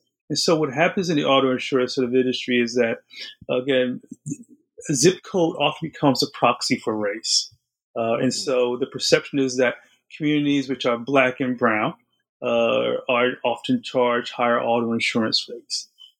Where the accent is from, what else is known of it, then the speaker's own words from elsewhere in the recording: New Jersey, United States; I'm from New Jersey. My family is from New Jersey.